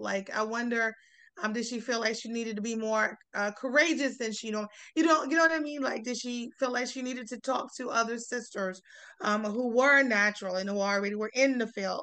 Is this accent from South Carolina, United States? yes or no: yes; South Carolina, United States; growing up in South Carolina, I'm from South Carolina